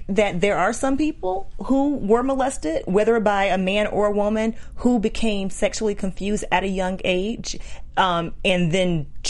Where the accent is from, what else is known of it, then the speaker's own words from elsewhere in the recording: Georgia, United States; I'm from Georgia